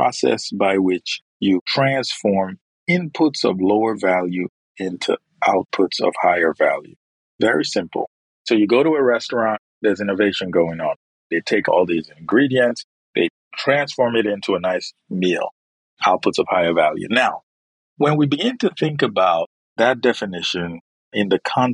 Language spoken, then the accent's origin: English; Nigeria; moved away as an adult; now in United States; I'm originally from Nigeria